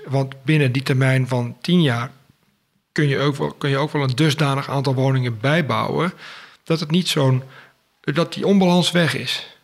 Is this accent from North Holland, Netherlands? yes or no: yes; Schoorl, North Holland, Netherlands; also born or lived in Utrecht; Ik ben geboren in Utrecht, maar al op vierjarige leeftijd verhuisd naar Schorel in Noord-Holland